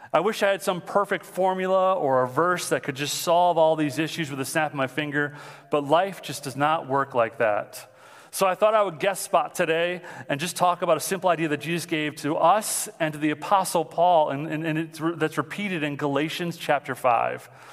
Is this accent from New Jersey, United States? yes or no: no; Mount Clemens, Michigan, United States; I'm from Mount Clemens, so that's where I'm living right now